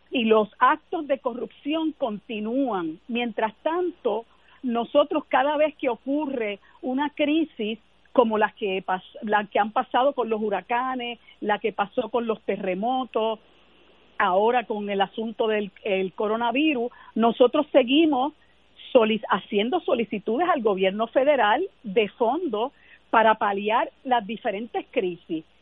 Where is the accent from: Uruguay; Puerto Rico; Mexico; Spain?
Puerto Rico; para nosotros como puertorriqueños y puertorriqueñas